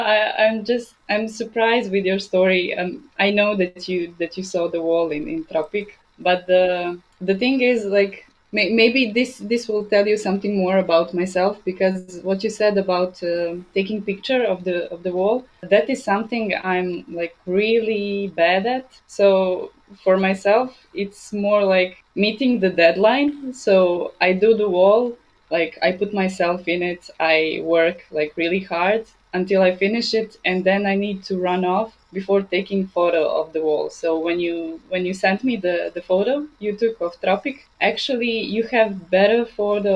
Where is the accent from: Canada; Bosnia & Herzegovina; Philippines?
Bosnia & Herzegovina; Banja Luka, Republika Srpska; also born or lived in Belgrade; I was born in Banja Luka. I finished my high school, my faculty here.